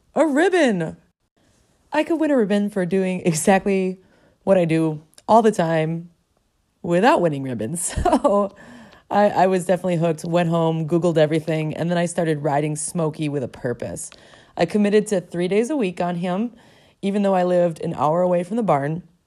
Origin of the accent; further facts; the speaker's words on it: Milwaukee, Wisconsin, United States; I was a city girl, born and raised in Milwaukee, Wisconsin